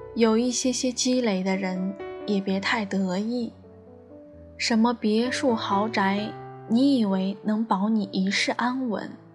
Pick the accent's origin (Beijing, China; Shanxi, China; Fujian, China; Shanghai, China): Shanghai, China; 我也是个土生土长的上海人